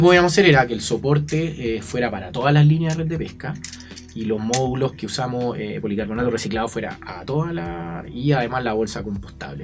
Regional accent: Chile; emprendedores chilenos, fabricantes chilenos

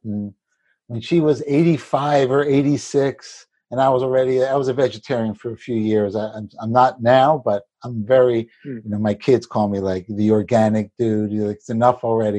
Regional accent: New York City, New York, United States; I grew up in in Brooklyn, in the city, we weren't wealthy particularly

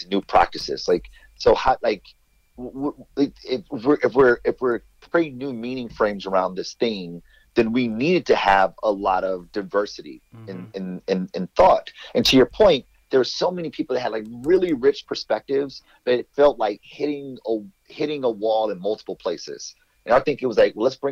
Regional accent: Detroit, Michigan, United States; growing up in Detroit, blackest city in the country

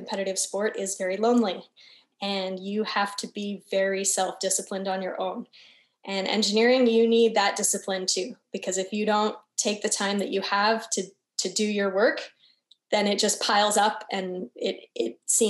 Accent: Canada; moved away as an adult; also born or lived in Brazil; I'm from Canada.

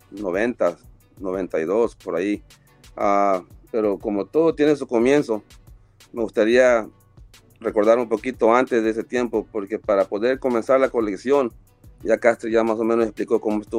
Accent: Guayaquil, Guayas, Ecuador; de la ciudad de donde soy yo, de la Marte de Roldós, en Ecuador, en Guayaquil, con unos amigos de la infancia

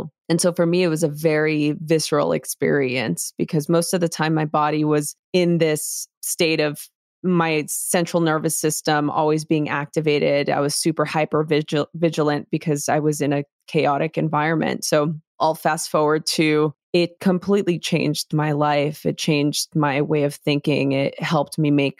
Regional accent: Los Angeles, California, United States; I grew up in East LA during the LA riots in a very chaotic environment.

